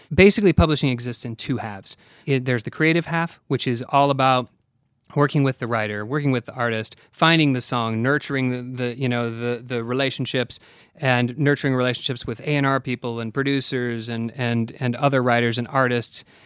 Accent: Oregon, United States; moved away as an adult; now in Nashville, United States; I grew up in Oregon

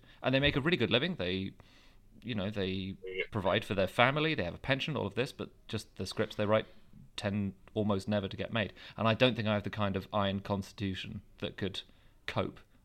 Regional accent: London, United Kingdom; I grew up in Wimbledon

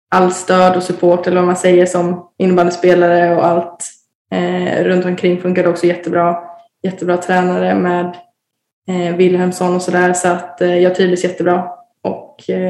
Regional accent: Varberg, Halland County, Sweden; jag ville närmare till familjen och närmare eh, hem där jag kommer ifrån. Så, så att det var väl ändå eh, Varberg som lockade mest hela tiden.

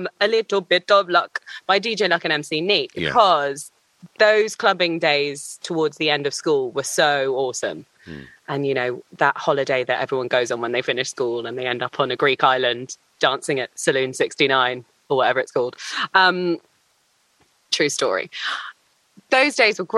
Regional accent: London, United Kingdom; born or raised there

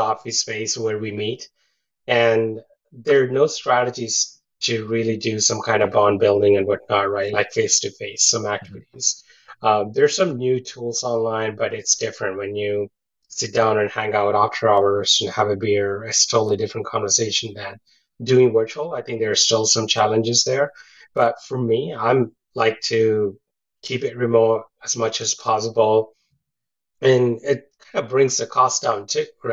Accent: India; also born or lived in London, United Kingdom / Kamloops, Canada; now in Burnaby, Canada; my childhood, back growing up in India

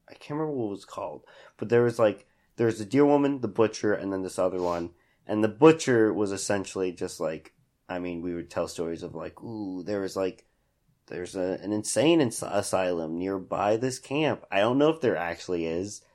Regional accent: Hutchinson, Kansas, United States; I grew up in Hutch.

